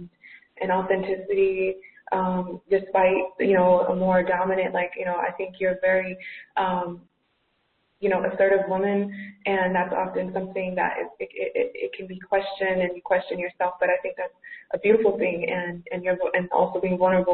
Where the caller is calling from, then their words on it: Athens, Georgia, United States; I'm calling you from Athens, Georgia